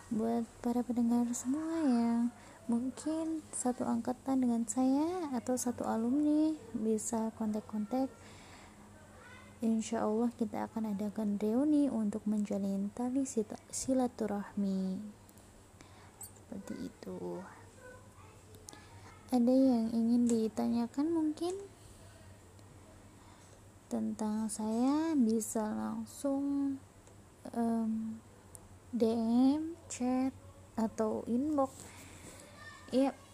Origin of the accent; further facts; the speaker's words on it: Cilacap, Central Java, Indonesia; now in Singapore; asal saya dari Cilacap Tahun kelahiran saya 1999.